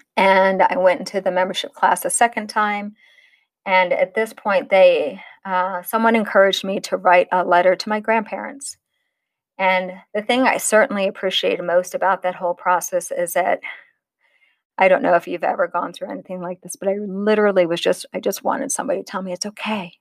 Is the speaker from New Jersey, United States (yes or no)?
no; Illinois, United States; born or raised there; also born or lived in Long Island, New York / Maine